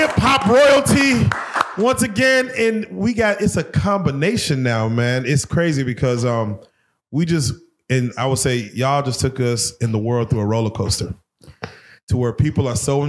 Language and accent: English; Texas, United States; we're from Texas. You know, we got the whole Southern hospitality thing